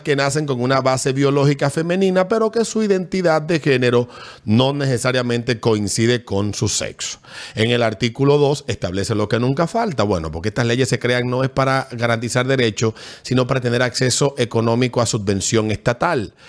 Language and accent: Spanish; Panama; Yo crecí en Barrio Tigre, en la escuela España